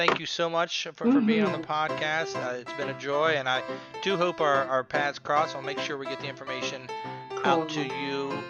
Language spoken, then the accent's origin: English; Springfield, Ohio, United States; I'm from Springfield, Ohio, and I have family in Columbus and Springfield still.